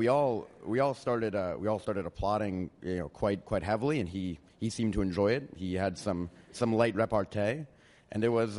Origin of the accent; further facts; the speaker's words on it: Ardsley, New York, United States; I'm from a small village of Ardsley in New York.